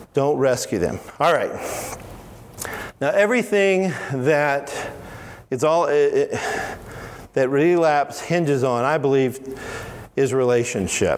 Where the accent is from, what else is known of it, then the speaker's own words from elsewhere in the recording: Alabama, United States; I'm from Alabama. In Alabama, we say all of y'all.